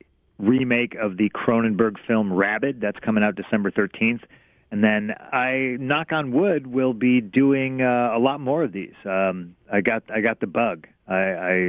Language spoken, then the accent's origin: English; Midwest, United States; grew up in the Midwest.